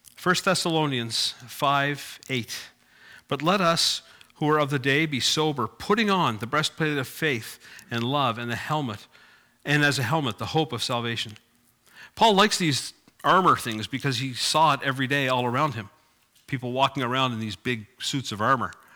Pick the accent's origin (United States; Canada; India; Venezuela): Canada; Cape Breton, Nova Scotia; I grew up in Cape Breton